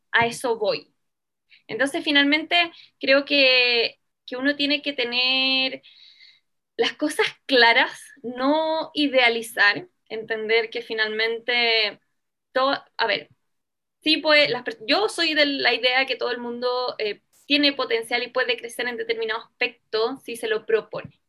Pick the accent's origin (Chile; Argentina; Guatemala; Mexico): Chile; also born or lived in Venezuela